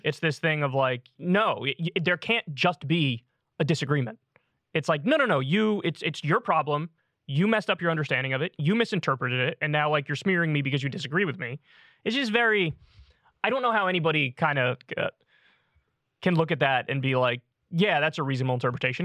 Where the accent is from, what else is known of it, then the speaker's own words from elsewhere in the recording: United States; I was born in America. I'm American